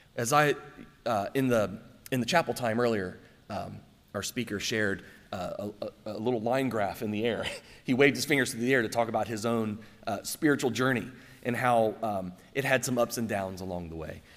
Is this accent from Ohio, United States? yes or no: yes; Circleville, Ohio, United States; born or raised there; moved away